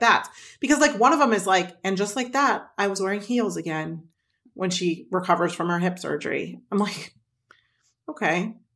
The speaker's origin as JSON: {"language": "English", "region": "Midwest", "country": "United States", "tie": "born or raised there", "said": "I grew up in the Midwest, so I'm a casserole kid"}